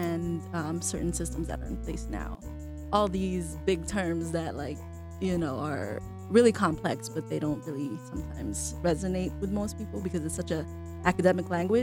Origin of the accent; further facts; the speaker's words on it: Carson, California, United States; also born or lived in Berkeley, California; I grew up in Carson, California, Southern California, closer to the beaches